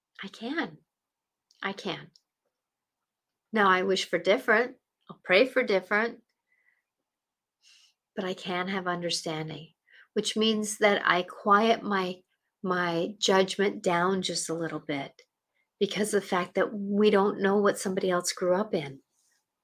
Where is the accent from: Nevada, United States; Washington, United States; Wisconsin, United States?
Washington, United States; Seattle; And I grew up in Seattle. I grew up basically 15 minutes from downtown